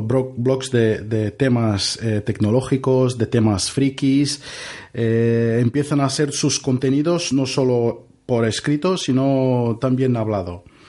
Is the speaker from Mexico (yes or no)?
no; Brazil; Spanish is a second language; moved away as an adult; now in Barcelona, Spain; Soy, soy de Brasil